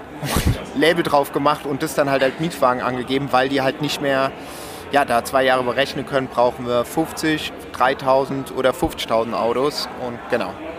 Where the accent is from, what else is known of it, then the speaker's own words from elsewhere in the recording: Romandy, Switzerland; ich bin ja auch äh, Schweizer, gebürtiger Schweizer, aber Suisse Roman, also wo man Französisch spricht